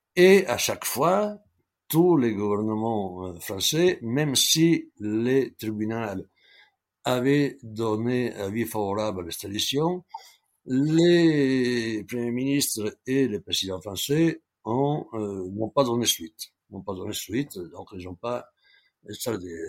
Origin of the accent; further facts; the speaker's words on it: Italy; moved away as an adult; now in France; je suis parti d'Italie exactement fin janvier 1981